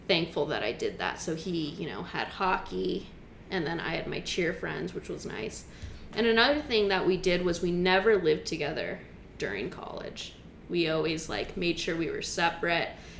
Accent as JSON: {"language": "English", "town": "Long Beach", "region": "California", "country": "United States", "tie": "born or raised there", "moved": "as an adult", "said": "I'm from Long Beach, California. And so is my husband. We actually went to the same elementary, middle, high school"}